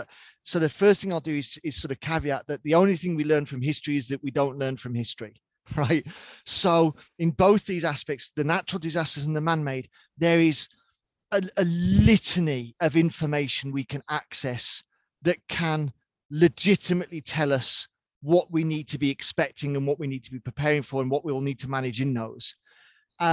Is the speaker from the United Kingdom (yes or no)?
yes; United Kingdom; I'm British by birth.